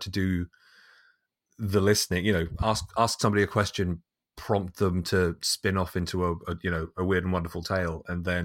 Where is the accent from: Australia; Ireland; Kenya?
Ireland; as an as an upbringing, it was kind of weird. Um, because I mean, hell, we're an Irish family. Of course, we're weird.